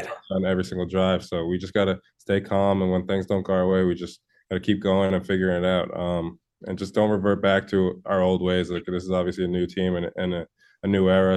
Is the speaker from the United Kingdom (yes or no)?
no; Connecticut, United States; I'm from Connecticut